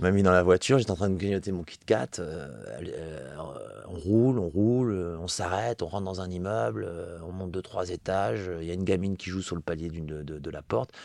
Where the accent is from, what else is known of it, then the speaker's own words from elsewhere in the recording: Metz, Grand Est, France; je viens de Metz, donc c'est la ville de Coltès, la ville de Verlaine